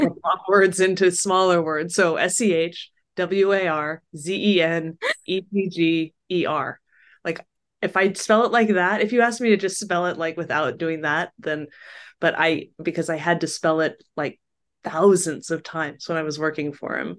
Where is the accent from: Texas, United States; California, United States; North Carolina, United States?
California, United States; Sacramento; also born or lived in New York; I grew up, was born and raised in Sacramento, which at the time was a much more modest place than it is now